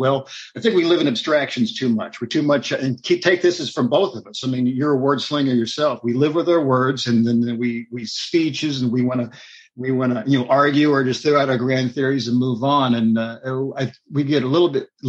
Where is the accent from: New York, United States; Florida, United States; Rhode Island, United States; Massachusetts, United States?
Florida, United States; Miami; also born or lived in Texas; now in Knoxville, United States; I was born and raised in Miami, Florida, then spent a little bit of time in Texas